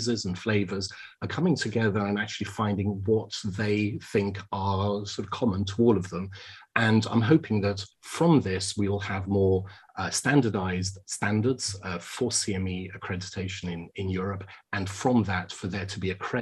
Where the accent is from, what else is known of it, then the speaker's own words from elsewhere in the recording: United Kingdom; as I speak as a Brit here now